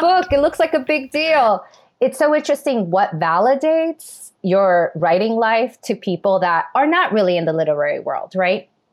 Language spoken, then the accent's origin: English; New York City, New York, United States; I was born in New York City, raised in New York City, educated in New York City